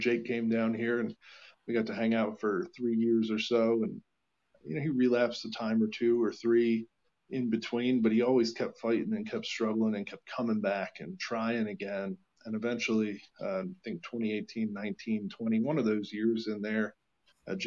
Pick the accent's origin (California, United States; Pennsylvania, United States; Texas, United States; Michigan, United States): Pennsylvania, United States; Allentown; moved away as an adult; now in Lancaster, United States; I was from Allentown, Pennsylvania, moved to Lancaster.